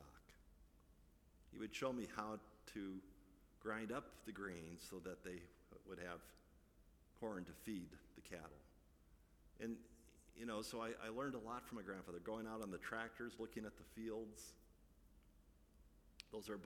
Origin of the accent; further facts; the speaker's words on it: Midwest, United States; I grew up in the Midwest